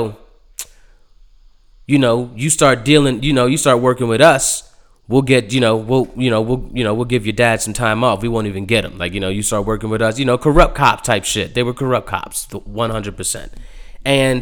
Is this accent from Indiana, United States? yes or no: no; Baltimore County, Maryland, United States; Where I grew up in out in Maryland, like that, like out Baltimore County, that area